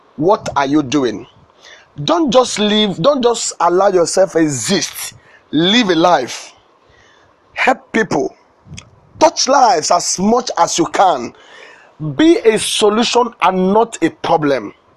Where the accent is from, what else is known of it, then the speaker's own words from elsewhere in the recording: Ebonyi, Nigeria; also born or lived in Ohaozara; now in Lagos, Nigeria; I was born in Nigeria.